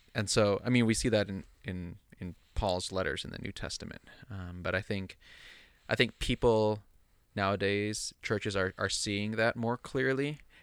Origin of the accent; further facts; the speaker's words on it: United States; also born or lived in Philippines; I'm Filipino, but I grew up primarily in suburban United States.